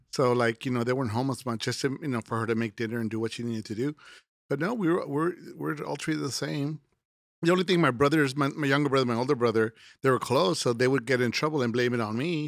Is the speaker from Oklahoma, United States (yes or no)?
no; Laredo, Texas, United States; I'm originally from Laredo, Texas